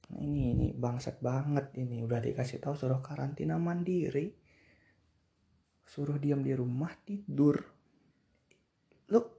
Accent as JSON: {"language": "Indonesian", "region": "Bali", "country": "Indonesia", "said": "gue juga dari Bali"}